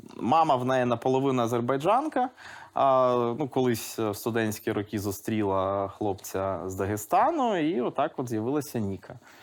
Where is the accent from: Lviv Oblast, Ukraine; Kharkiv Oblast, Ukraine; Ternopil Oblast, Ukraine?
Lviv Oblast, Ukraine; Lviv; first language Russian; Ukrainian is a second language; у Львові було три російськомовні школи. Mm Я якраз одну з таких